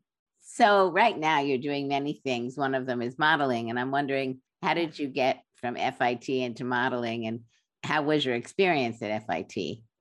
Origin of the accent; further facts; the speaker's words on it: New York, United States; You and I are both from New York